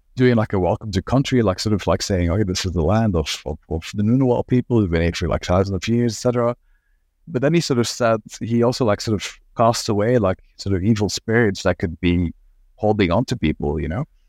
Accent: Belgium; moved away as an adult; also born or lived in Ghent / Antwerp; now in Australia; I sort of, like, grew up sort of quite rurally in Belgium

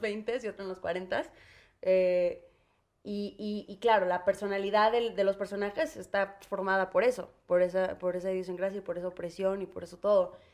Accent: Mexico; also born or lived in United States; como mexicanos

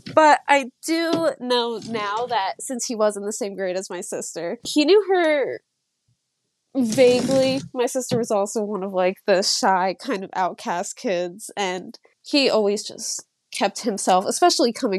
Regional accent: New Jersey, United States; I'm from New Jersey, always been from New Jersey

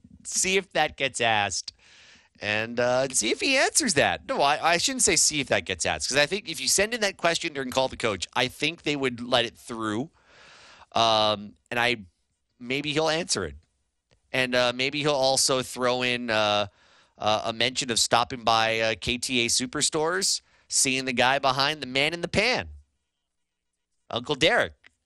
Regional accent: Hilo, Hawaii, United States; … in Hilo, my hometown's reppin'.

